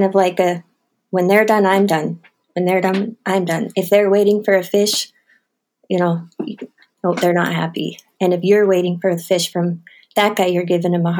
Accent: Butte, Montana, United States; where I grew up in Montana

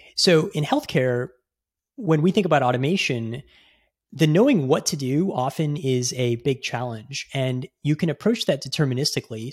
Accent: Houston, Texas, United States; moved away as an adult; also born or lived in Bay Area, California; I grew up in Houston, which, um, is home to the world's largest medical center

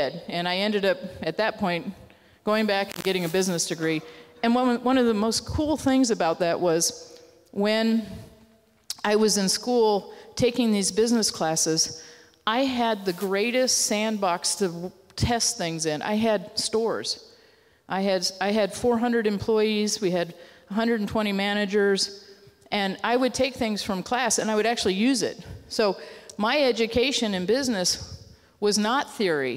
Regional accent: Grand Forks, North Dakota, United States; moved away as an adult; also born or lived in Texas; I grew up in Grand Forks, North Dakota

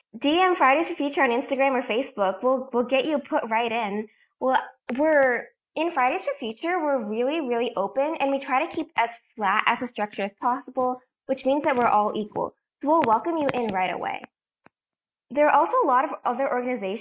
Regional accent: Massachusetts, United States; I'm from Massachusetts

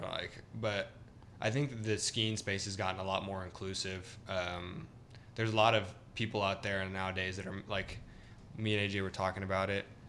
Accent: Salinas, California, United States; moved away; also born or lived in Idaho Falls, Idaho; I grew up in Central California

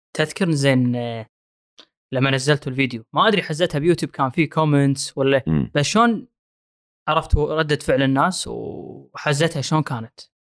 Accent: Kuwait; انا كشخص كويتي

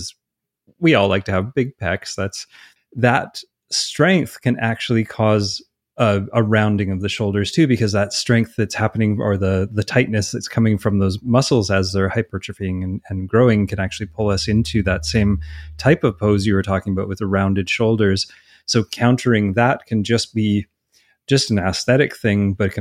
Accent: Canada; I'm Canadian

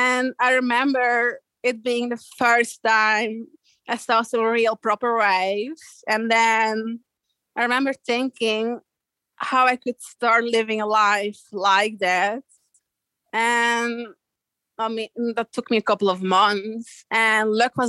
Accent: Belgium; moved away as an adult; now in Australia; I grew up inland in Belgium

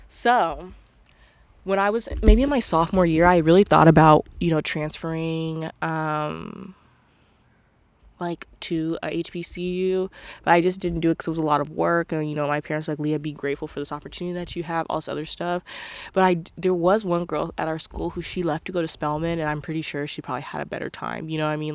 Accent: Portland, United States; growing up in Portland

